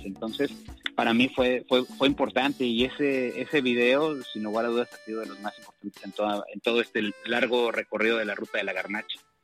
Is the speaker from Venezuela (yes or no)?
no; Mexico; como mexicanos